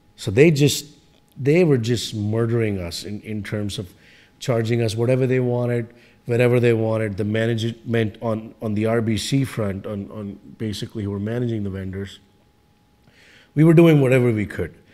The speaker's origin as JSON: {"language": "English", "country": "India", "moved": "as an adult", "lives_now": "Canada", "said": "I came from India"}